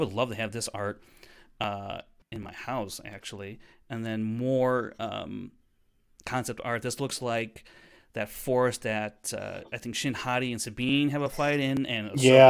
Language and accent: English; England, United Kingdom; I'm 31 and from England.